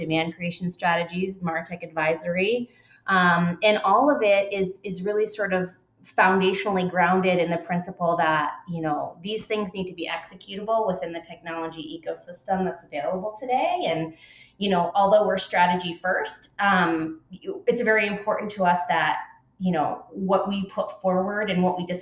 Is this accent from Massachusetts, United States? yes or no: no; Southern New Hampshire, United States; also born or lived in Boston; I'm from Southern New Hampshire originally